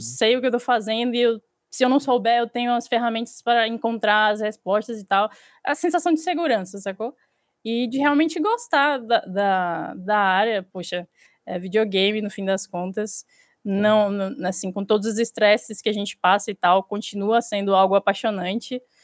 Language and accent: Portuguese; Salvador, Bahia, Brazil; eu sou de Salvador